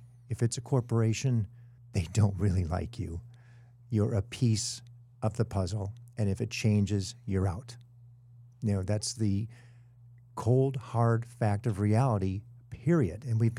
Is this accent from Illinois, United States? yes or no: yes; Illinois, United States; I'm two states away. I'm from Illinois.